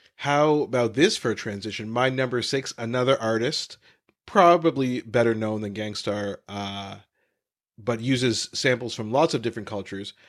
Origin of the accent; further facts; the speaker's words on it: Canada; growing up in Canada